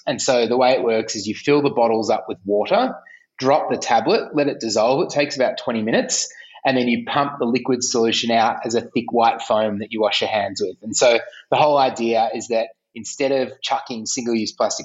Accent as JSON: {"language": "English", "town": "Melbourne", "region": "Victoria", "country": "Australia", "said": "I'm from Melbourne"}